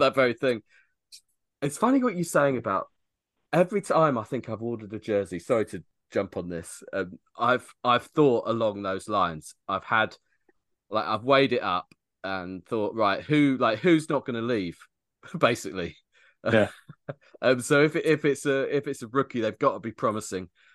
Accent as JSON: {"language": "English", "country": "United Kingdom", "said": "we as British people"}